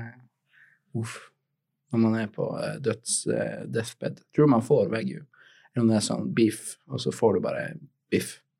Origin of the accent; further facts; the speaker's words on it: Tromsø, Troms, Norway; jeg kommer fra Tromsø